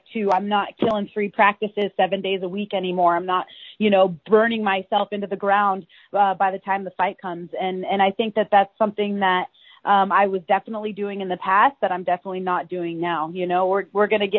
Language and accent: English; Washington, United States; we're both from Washington State